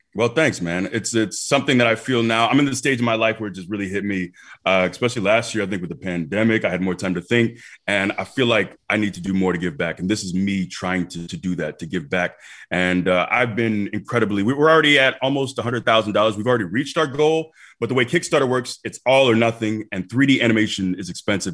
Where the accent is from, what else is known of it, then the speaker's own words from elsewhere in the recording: Tampa, Florida, United States; moved away as an adult; also born or lived in Iowa; Tampa's my hometown